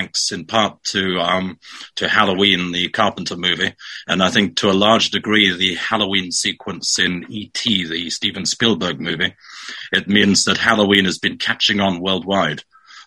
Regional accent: South Africa; moved away; also born or lived in Europe; I was born in South Africa

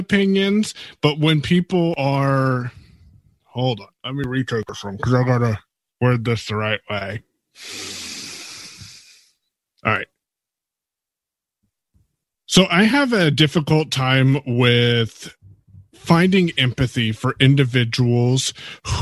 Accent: Coquille, Oregon, United States; I'm from Coquille, Oregon, on the beautiful Oregon coast.

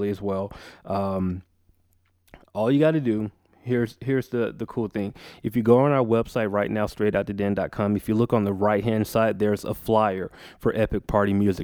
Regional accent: Macon, Georgia, United States; moved away; Macon, where I'm from

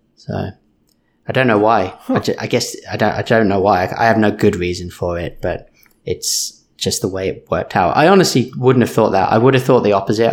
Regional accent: United Kingdom; moved away; I'm British, I mumble

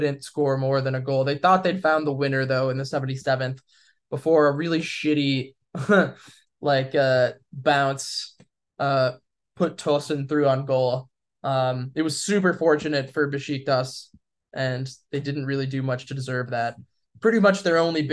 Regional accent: Chicago, Illinois, United States; growing up in Chicago

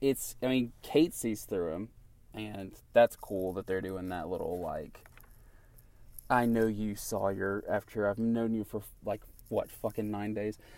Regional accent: Knoxville, Tennessee, United States; we're from Knoxville, Tennessee

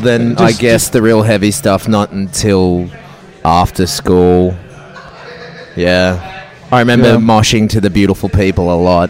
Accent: Mid North Coast, New South Wales, Australia; moved away as an adult; now in Sydney, Australia; I grew up on the mid-north coast, and I've been in Sydney since 19.

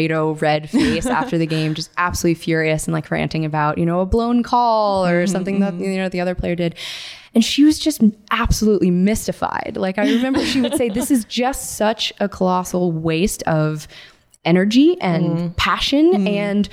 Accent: Northern Virginia, United States; I'm from Virginia, Northern Virginia

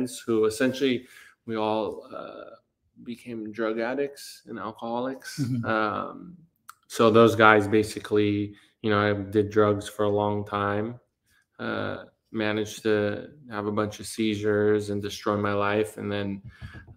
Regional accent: Burbank, California, United States; I grew up in Burbank, came from a pretty dysfunctional household

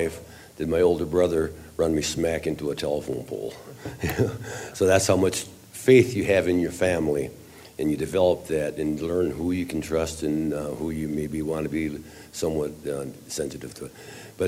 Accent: central Wisconsin, United States; now in Eau Claire, United States; I'm from Eau Claire, Wisconsin, which is 90 miles east of Minneapolis, St. Paul, but I was born and raised in central Wisconsin.

